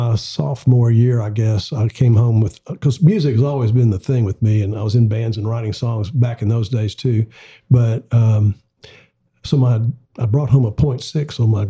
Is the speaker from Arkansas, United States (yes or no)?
yes; Little Rock, Arkansas, United States; moved away as an adult; now in Nashville, United States; when I moved over to Nashville, I was born and raised in Little Rock.